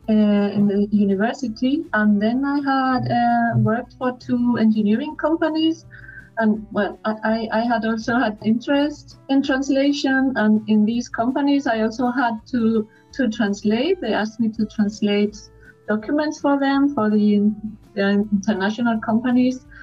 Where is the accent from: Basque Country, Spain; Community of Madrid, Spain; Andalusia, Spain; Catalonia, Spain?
Community of Madrid, Spain; Madrid; English is a second language; I am from Madrid um, I work as a translator. I translate from German and English into Spanish.